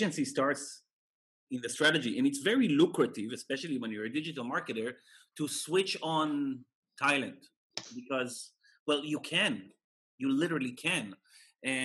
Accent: Israel; moved away; I'm originally from Israel

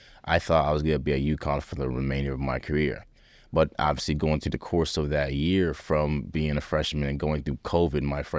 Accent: Liberia; And I want my children to understand how blessed they are, because me growing up in Liberia, I didn't have that. I didn't have the luxury of that.

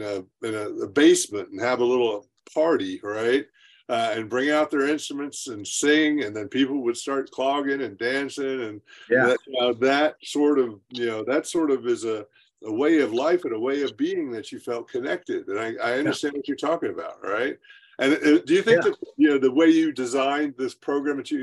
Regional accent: United States; I grew up in the Smoky Mountains here

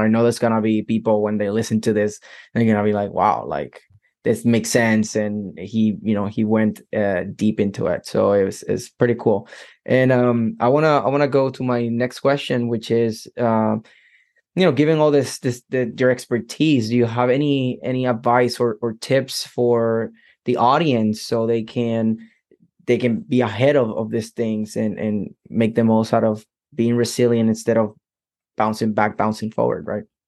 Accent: Puerto Rico; I'm from Puerto Rico

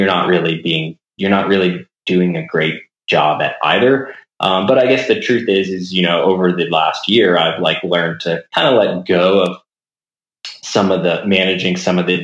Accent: Florida, United States; moved away; I grew up in Florida and kind of started rock climbing when I was about 13 years old

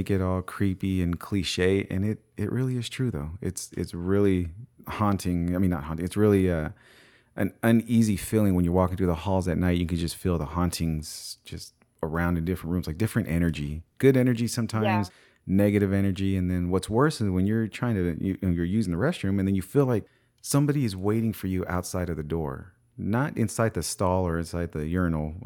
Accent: Bakersfield, California, United States; Bakersfield, California, that's my hometown

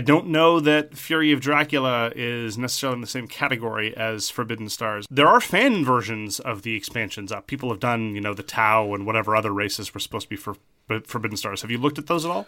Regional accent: Canada; as a Canadian

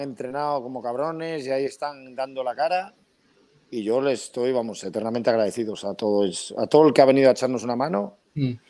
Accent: Pedreña, Cantabria, Spain; yo soy pedreñero por los cuatro costados

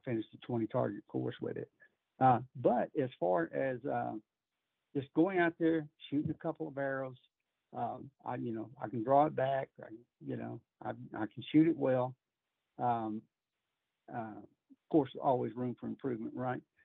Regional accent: Texas, United States; growing up in Texas

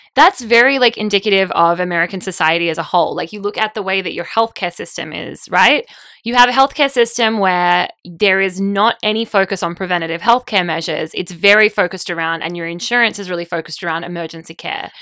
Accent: Australia; now in United States

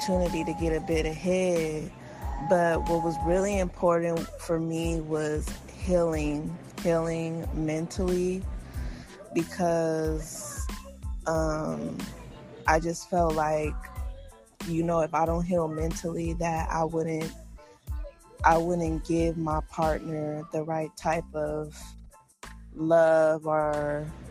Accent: United States; being African American in America

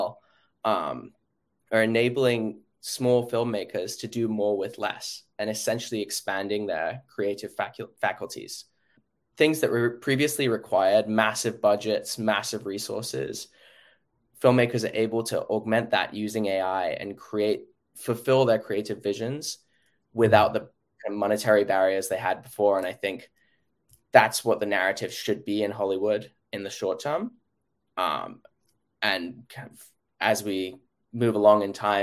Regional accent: London, United Kingdom; now in New York, United States; I'm from London

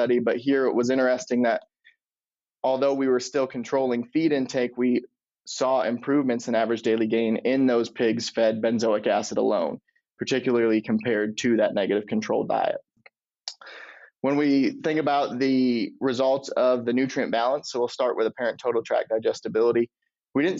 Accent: Michigan, United States; moved away as an adult; also born or lived in Illinois; now in Iowa, United States; I'm originally from Michigan, but did my undergrad in Illinois

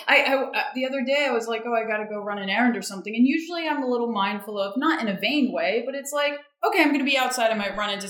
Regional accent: outside of Boston, Massachusetts, United States; moved away as an adult; also born or lived in New York / Los Angeles / San Francisco; now in Chicago, United States; I grew up outside of Boston

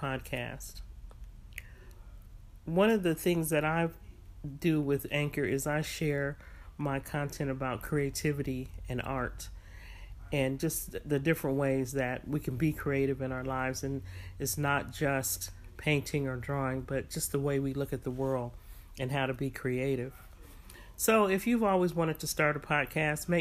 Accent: San Francisco, California, United States; moved away as an adult; also born or lived in San Jose, California / Washington State / Denver, Colorado; I'm from California, Northern California. I was brought up in San Francisco and San Jose.

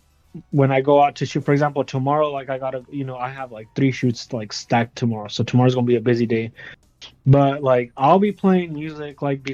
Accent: the West, United States; I'm from the West, and, like, I personally consider myself, like, very much more Southern.

